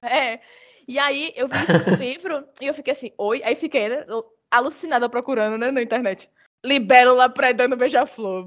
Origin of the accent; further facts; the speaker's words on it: Bahia, Brazil; also born or lived in Juazeiro, Bahia; eu sou da Bahia